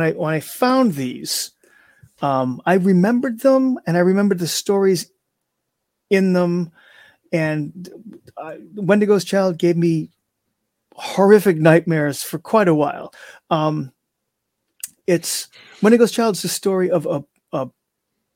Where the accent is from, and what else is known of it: Salem, United States; born or raised there